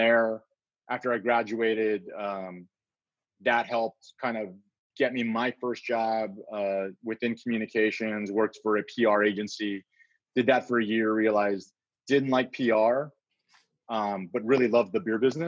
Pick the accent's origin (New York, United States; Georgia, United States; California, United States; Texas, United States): Texas, United States; San Antonio; moved away as an adult; also born or lived in Austin, Texas / Dallas, Texas / Houston, Texas / Milwaukee, Wisconsin; I'm a Texas kid, born and raised San Antonio. Grew up in San Antonio